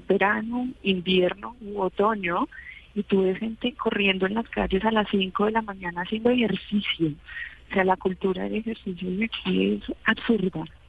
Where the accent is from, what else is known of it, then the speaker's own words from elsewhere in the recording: Bogotá, Colombia; moved away as an adult; now in New Zealand; soy de Bogotá. Llevo aquí ya tres años